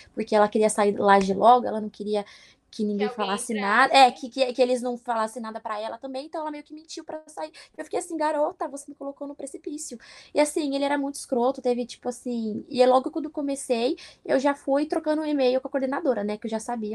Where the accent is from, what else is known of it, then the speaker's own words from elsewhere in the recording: São Paulo, Brazil; moved away as an adult; now in Philadelphia, United States; Eu não saí de Pirituba para vir para cá, para trabalhar